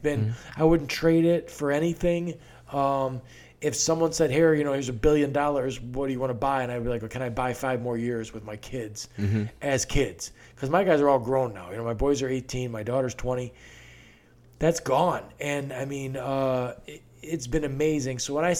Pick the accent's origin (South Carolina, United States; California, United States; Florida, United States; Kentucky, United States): South Carolina, United States; Beaufort; born there; Now, I was born in Beaufort on a naval base there.